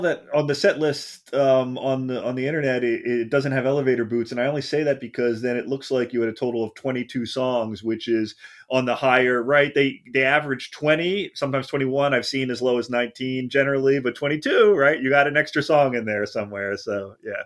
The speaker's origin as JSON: {"language": "English", "region": "Pennsylvania", "country": "United States", "moved": "yes", "said": "I'm also from Pennsylvania originally"}